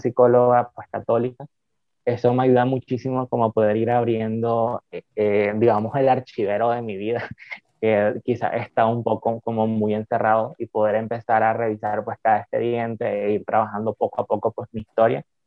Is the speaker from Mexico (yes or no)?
no; Nicaragua; Soy de Nicaragua